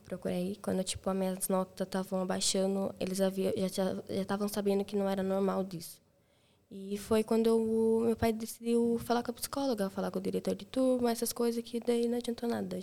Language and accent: Portuguese; Brazil; now in Portugal; eu sou do Brasil